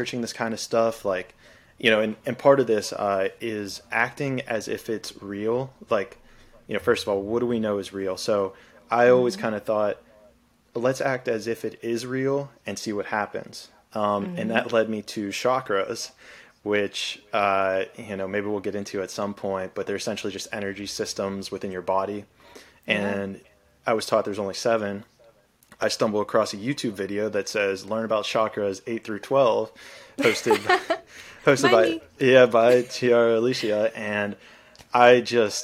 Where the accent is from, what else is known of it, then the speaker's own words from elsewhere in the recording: Pittsburgh, Pennsylvania, United States; I come from the East Coast, Pittsburgh, where I'm at now